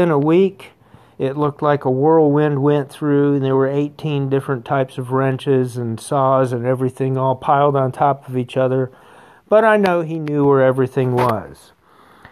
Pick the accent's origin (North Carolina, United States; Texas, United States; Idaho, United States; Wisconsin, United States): North Carolina, United States; Wilmington; I grew up in Wilmington, North Carolina.